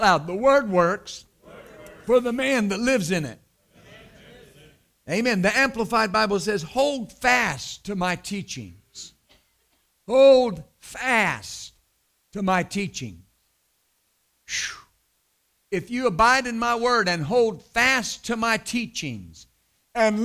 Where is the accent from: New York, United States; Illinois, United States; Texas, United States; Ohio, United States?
Texas, United States; West; I was raised in West Texas